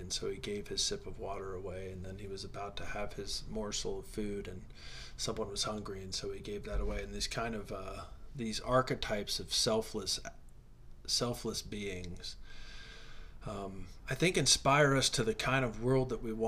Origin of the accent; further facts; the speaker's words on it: Midwest, United States; I grew up in the Midwest